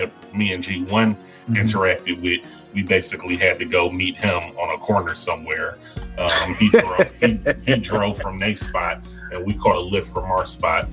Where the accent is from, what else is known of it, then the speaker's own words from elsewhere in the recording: Detroit, Michigan, United States; now in Arizona, United States; I'm from Detroit originally, so you would think I'm used to the cold, but I've been in Arizona for about 17 years now.